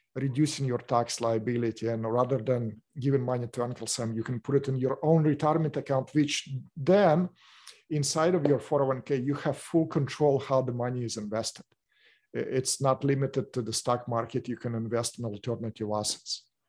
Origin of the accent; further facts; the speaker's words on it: Russia; English is a second language; moved away as an adult; now in Orange County, United States; my background, I came from Russia